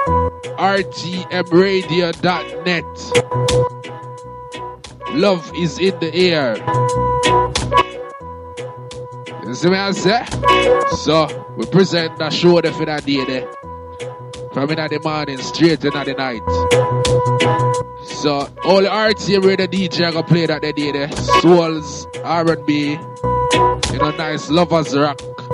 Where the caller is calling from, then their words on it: London, United Kingdom; Big up to all my listeners, I'm cracking from London right about it.